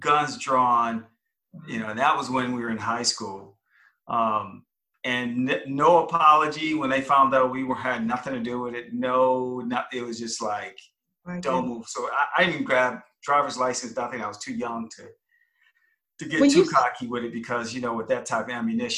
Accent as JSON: {"language": "English", "town": "Flint", "region": "Michigan", "country": "United States", "tie": "born or raised there", "also_born_or_lived": "New York City / Chicago", "moved": "as an adult", "said": "I grew up in Flint, Michigan, and was raised there"}